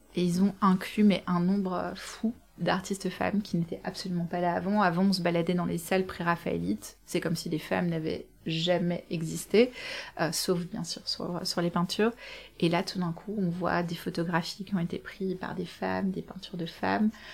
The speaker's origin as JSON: {"language": "French", "country": "Belgium", "said": "je suis belge"}